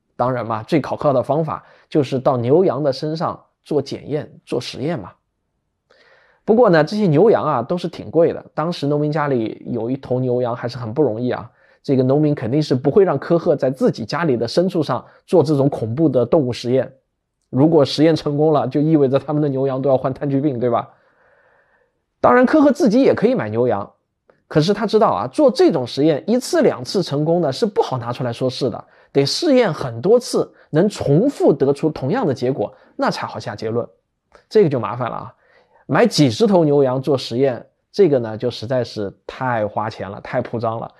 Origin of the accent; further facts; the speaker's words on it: China; 我们中国人